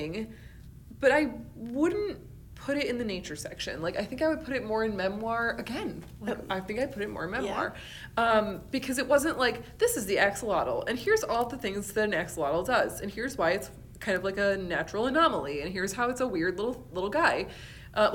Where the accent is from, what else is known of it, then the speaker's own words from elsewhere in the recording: Western New York, United States; moved away; I'm originally from Western New York